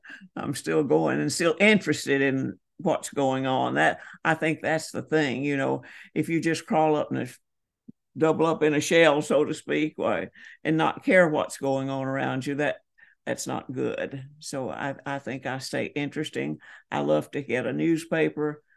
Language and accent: English; Holly Springs, Georgia, United States; moved away; also born or lived in Edmonson County, Kentucky; I was born and raised in Holly Springs, Georgia